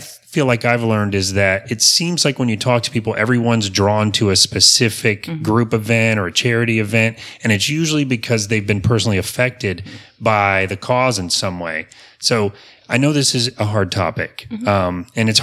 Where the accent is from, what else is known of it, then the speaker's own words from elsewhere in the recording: Apopka, Florida, United States; I was born in Apopka as well, way back in the dark ages